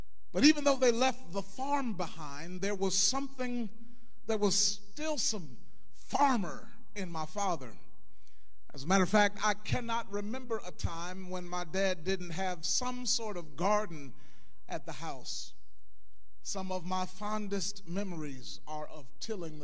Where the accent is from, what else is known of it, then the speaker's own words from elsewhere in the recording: Jefferson Township, Ohio, United States; I grew up in Jefferson Township, right on Route 4, 4860 Germantown Pike.